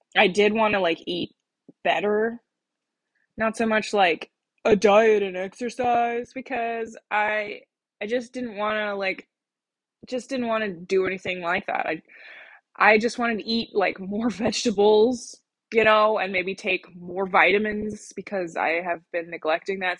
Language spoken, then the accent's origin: English; Colorado, United States; moved away; my home state of Colorado